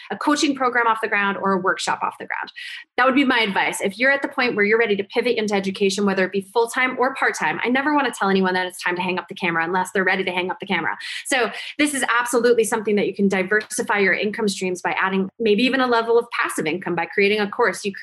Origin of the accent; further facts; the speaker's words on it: New Jersey, United States; because I'm from Jersey.